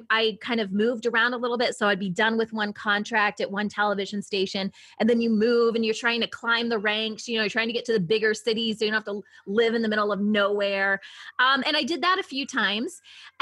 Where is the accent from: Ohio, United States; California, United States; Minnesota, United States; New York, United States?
Ohio, United States; moved away as an adult; also born or lived in Michigan / Washington State / San Diego; I'm originally from Ohio. So I'm a Midwest girl